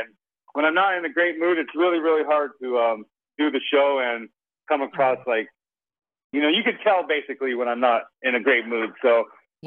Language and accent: English; Las Vegas, Nevada, United States; growing up in Las Vegas